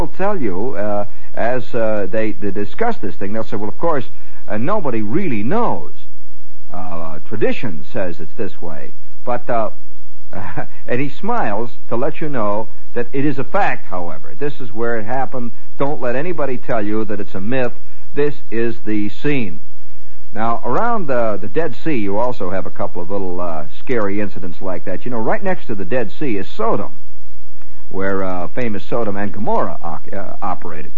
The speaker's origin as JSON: {"language": "English", "country": "United States", "said": "as an American"}